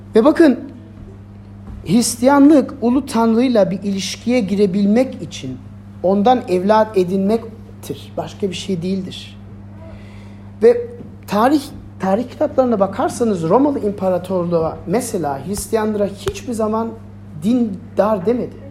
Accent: Germany; ben Almanya'da büyüdüm.

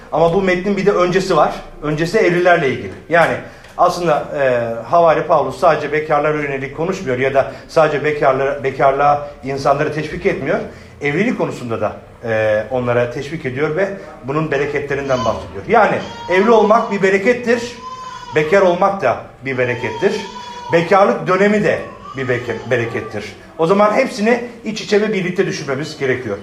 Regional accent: Adana, Turkey; ben ben Adanalıyım

